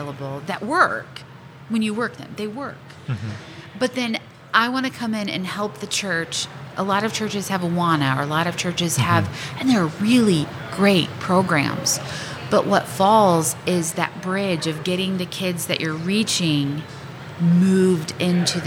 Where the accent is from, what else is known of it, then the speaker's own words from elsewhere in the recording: Glasgow, Missouri, United States; So I grew up in Glasgow